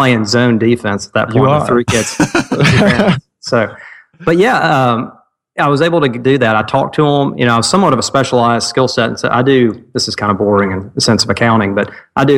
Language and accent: English; Cleveland, Tennessee, United States; also born or lived in Ooltewah, Tennessee; I grew up in Cleveland, Tennessee, and I live in Ottawa, Tennessee, which is all within the Chattanooga area